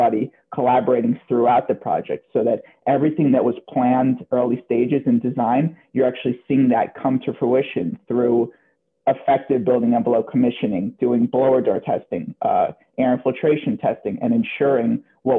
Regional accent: New Jersey, United States; I grew up in New Jersey across the water

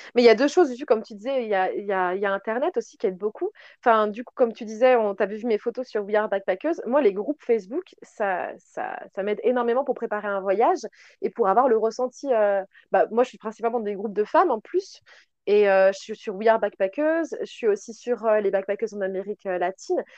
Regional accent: France; on est française

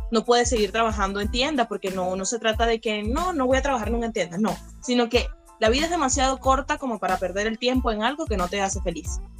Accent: Venezuela; moved away; estoy afuera, soy venezolano, no estoy allí, pero de igual manera sigo con ese legado que me dejó mi país

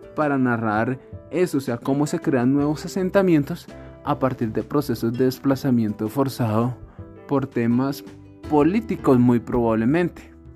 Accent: Colombia; nosotros como colombianos

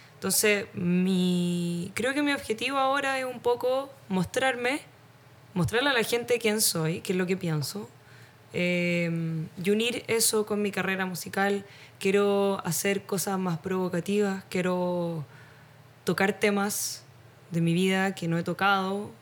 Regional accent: Nancagua, O'Higgins, Chile; born or raised there; also born or lived in Santiago

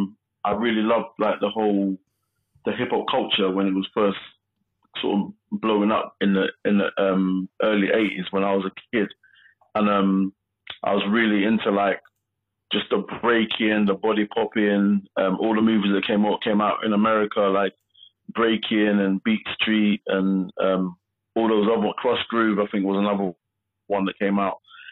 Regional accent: London, United Kingdom; the estate that I grew up on in Southeast London.

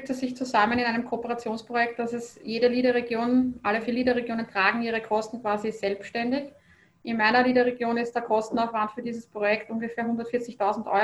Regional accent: Lower Austria, Austria; Bei uns im Weinviertel ist das jetzt nicht so selbstverständlich. Wir haben sehr oft das Problem, dass wenn ein Weinviertler im Urlaub gefragt wird, woher er kommt, dass dann die Antwort ist, nördlich von Wien oder ich wohne an der tschechischen Grenze von Österreich.

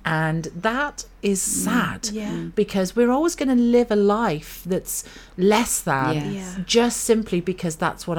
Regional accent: United Kingdom; we're British.

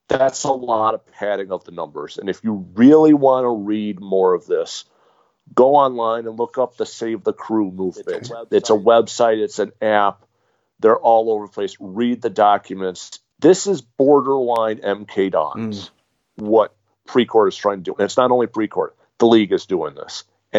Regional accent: United States; as an American fan

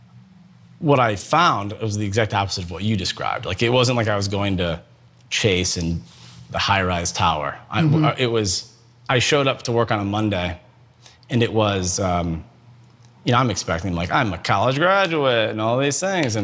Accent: Akron, Ohio, United States; I grew up in Akron, Ohio, in a great family

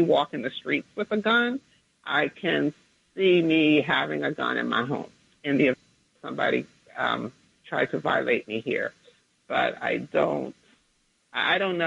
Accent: New Jersey, United States; in a small town in Jersey where near where I grew up.

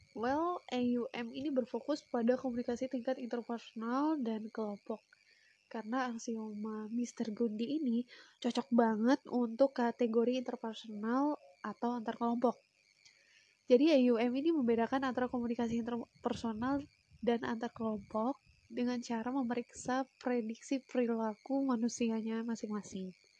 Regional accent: Lampung, Indonesia; now in Yogyakarta, Indonesia; Asalnya dari Lampung

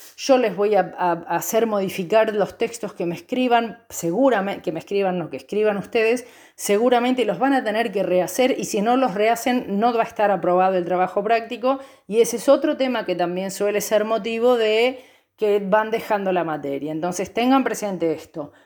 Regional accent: Banfield, Buenos Aires Province, Argentina; also born or lived in Chubut; now in Santa Rosa, Argentina; soy oriunda de Banfield, provincia de Buenos Aires

